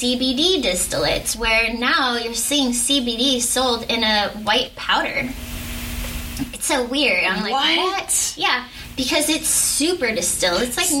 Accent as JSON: {"language": "English", "region": "Arizona", "country": "United States", "said": "I'm from Arizona."}